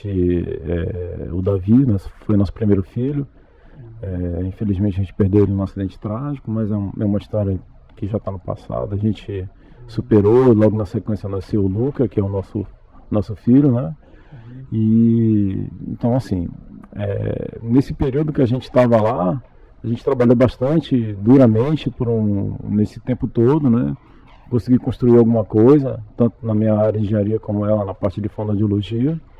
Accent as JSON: {"language": "Portuguese", "town": "Macapá", "region": "Amapá", "country": "Brazil", "tie": "born or raised there", "also_born_or_lived": "Fortaleza", "said": "Eu sou natural do estado do Amapá, na cidade de Macapá, que é a capital, né? É eu morei por um período em Fortaleza, de 89 até 2000"}